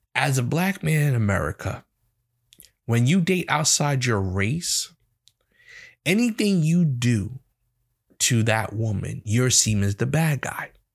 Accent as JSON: {"language": "English", "region": "New York", "country": "United States", "said": "I'm from New York myself"}